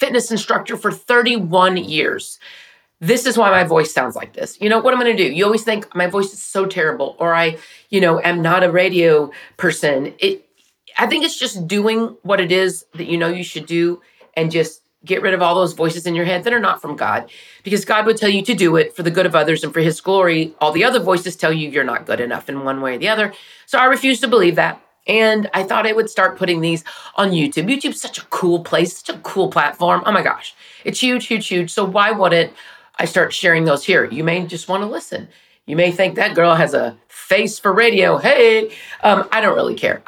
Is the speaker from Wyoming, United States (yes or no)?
no; Wichita Falls, Texas, United States; growing up in Wichita Falls, which is where I'm from.